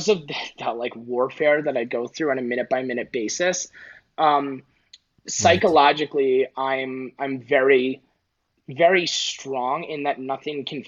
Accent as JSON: {"language": "English", "region": "New York", "country": "United States", "said": "I'm a New Yorker"}